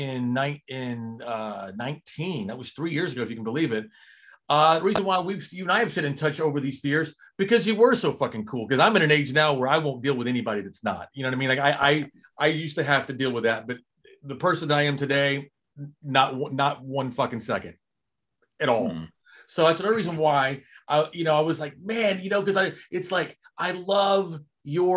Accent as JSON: {"language": "English", "town": "Little Rock", "region": "Arkansas", "country": "United States", "also_born_or_lived": "Brooklyn, New York", "moved": "yes", "lives_now": "Texas, United States", "said": "I'm from Little Rock. I'm currently in Texas, but I lived in Brooklyn from 06 to 2013"}